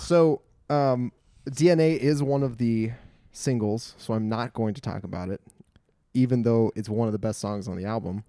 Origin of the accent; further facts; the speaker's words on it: Glendale, California, United States; I was born and raised in the mean streets of Glendale